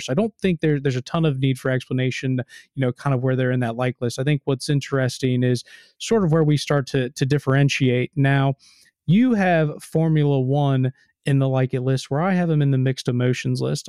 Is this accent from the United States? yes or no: yes; United States; I'm American.